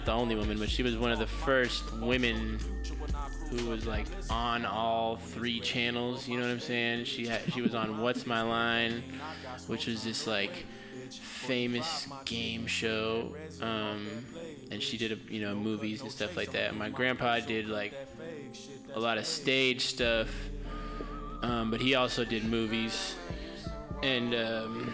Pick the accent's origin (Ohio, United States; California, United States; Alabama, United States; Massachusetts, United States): California, United States; San Francisco; I grew up in San Francisco, California, specifically Noe Valley, which is the neighborhood that I still live in.